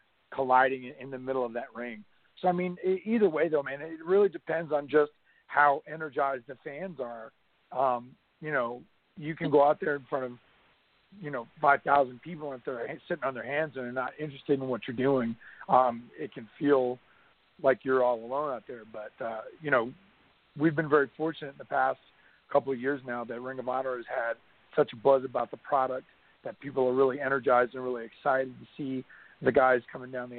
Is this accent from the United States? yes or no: yes; North Carolina, United States; growing up in North Carolina, watching Jim Crockett Promotions